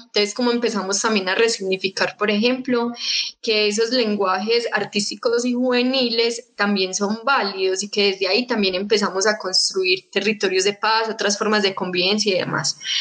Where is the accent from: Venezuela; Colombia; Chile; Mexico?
Colombia; Medellín, Antioquia; yo nací en el 94, cuando yo nací pues en Medellín